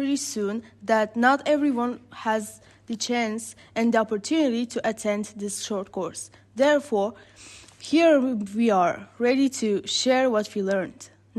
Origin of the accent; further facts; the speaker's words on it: Bulgaria; I am a young, passionate and artistic person who comes from Bulgaria but ethnically is Turkish.